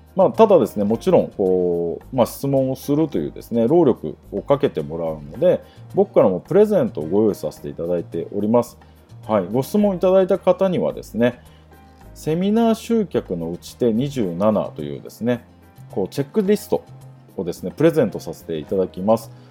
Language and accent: Japanese; Atami, Shizuoka, Japan; 熱海市生まれなんですが、静岡県の熱海ですね。あの、昔、新婚旅行で人気だった。まあ、最近また人気が復活してきた熱海市出身なんですが